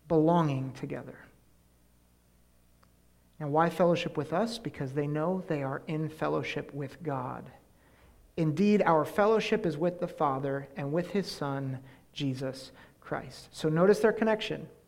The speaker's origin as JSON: {"language": "English", "town": "Columbus", "region": "Ohio", "country": "United States", "tie": "born or raised there", "also_born_or_lived": "Penn State University, Pennsylvania", "moved": "yes", "lives_now": "Susquehanna Valley, United States", "said": "I was born in Columbus, Ohio"}